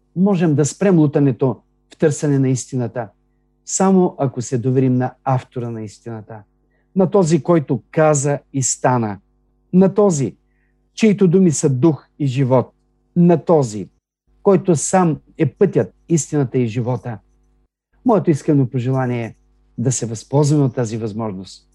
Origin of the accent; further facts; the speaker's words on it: Bulgaria; ние сме така с ясното съзнание, като българи, че сме християни